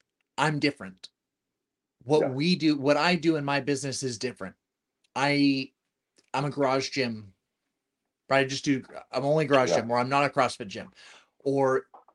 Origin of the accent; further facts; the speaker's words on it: Southern California, United States; I'm from Southern California